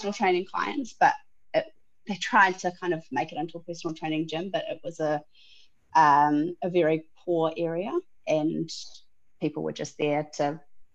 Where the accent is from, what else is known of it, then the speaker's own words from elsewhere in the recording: Auckland, New Zealand; I'm from West Auckland